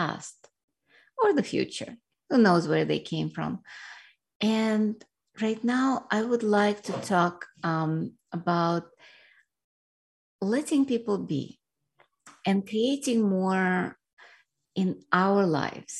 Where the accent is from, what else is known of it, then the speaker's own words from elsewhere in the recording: Russia; now in United States; I grew up in Soviet Union, which was a communist Russia at that time